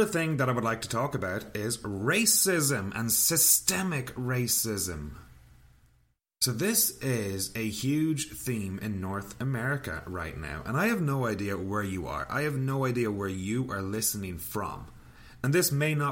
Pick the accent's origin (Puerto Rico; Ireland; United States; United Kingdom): Ireland; now in Canada; now I'm living in Canada. I'm from Ireland